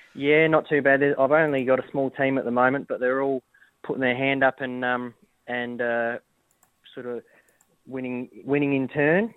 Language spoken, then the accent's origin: English; Adelaide, South Australia, Australia; moved away; also born or lived in Victoria; I'm originally from Adelaide